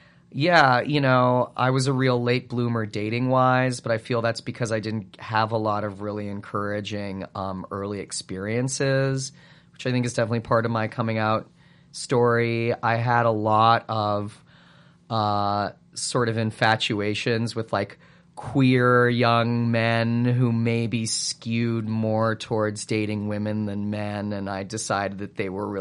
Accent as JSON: {"language": "English", "town": "Calgary", "region": "Alberta", "country": "Canada", "tie": "born or raised there", "said": "It might be a little bigger there now than it was when I grew up there, but it was small when I grew up in Calgary."}